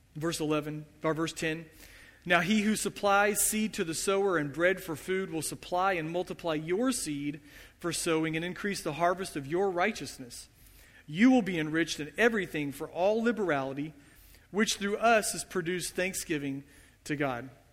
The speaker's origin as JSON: {"language": "English", "country": "United States", "said": "as American Christians, as Western Christians"}